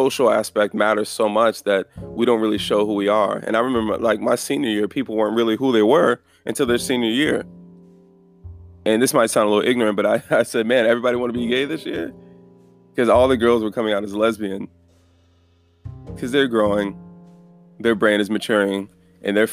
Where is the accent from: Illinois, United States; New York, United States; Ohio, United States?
Illinois, United States; Chicago; growing up, where we grew up in Chicago, hearing gunshots and all that, there's a lot of fear